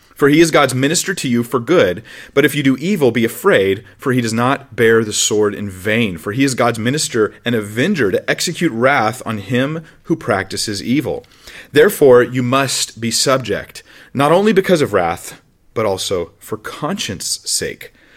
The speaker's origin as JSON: {"language": "English", "country": "United States", "said": "My national identity is I'm, I'm American. I'm from the United States of America."}